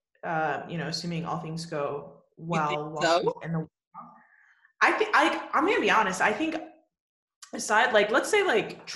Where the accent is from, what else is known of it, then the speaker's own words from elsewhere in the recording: Atlanta, Georgia, United States; moved away; also born or lived in Texas; my hometown of Georgia